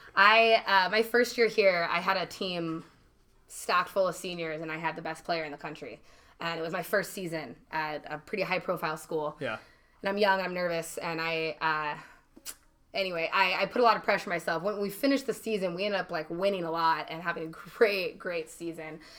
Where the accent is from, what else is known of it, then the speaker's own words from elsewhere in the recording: Eugene, Oregon, United States; moved away as an adult; also born or lived in Idaho / San Diego, California; now in North County San Diego, United States; I'm actually from Eugene, Oregon